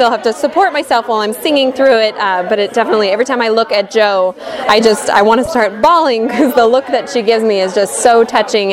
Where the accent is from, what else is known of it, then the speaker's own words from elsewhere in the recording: Salinas, California, United States; moved away as an adult; also born or lived in Costa Mesa area, California; now in Orange County, United States; I am from Salinas originally. I've been down here for about 6 years